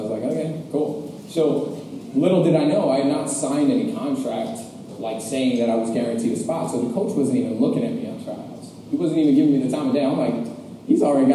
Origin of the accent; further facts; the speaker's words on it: Westchester, New York, United States; now in New York City, United States; I grew up in Westchester, New York, and I grew up under the two greatest parents on the entire planet